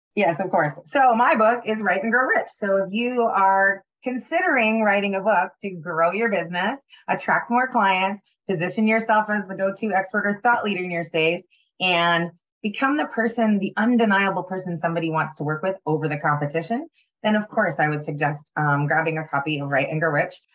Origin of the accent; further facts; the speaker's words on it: Ottawa, Ontario, Canada; moved away; It was when I was living in Ottawa.